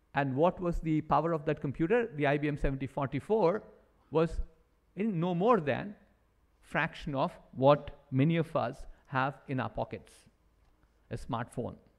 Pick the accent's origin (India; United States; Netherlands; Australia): India; as Indians, I'm an Indian